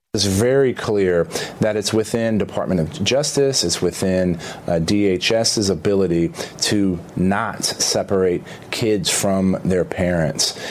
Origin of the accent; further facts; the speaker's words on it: California, United States; I come from California